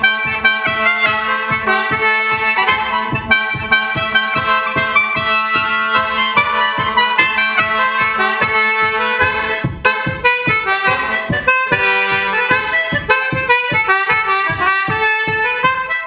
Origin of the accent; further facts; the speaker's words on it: West Kerry, Munster, Ireland; first language Irish; English is a second language; in West Kerry, there's a Gaeltacht there, an Irish-speaking area, which are from Irish, my first language.